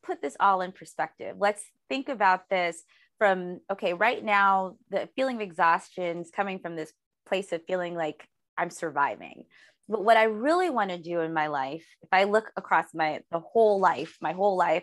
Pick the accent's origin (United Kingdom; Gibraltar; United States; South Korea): United States; Detroit, Michigan; now in Los Angeles, United States; I'm from Detroit. And I live in Los Angeles